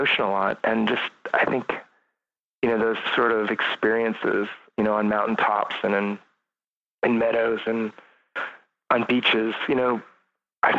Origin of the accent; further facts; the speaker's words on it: between Lodi and Jackson, edge of the Sierras, California, United States; I grew up really rural, kind of between, in the Sierras, kind of, or just at the edge of the Sierras, edge of the San Joaquin Valley between Lodi and Jackson, on a ranch that my dad was born on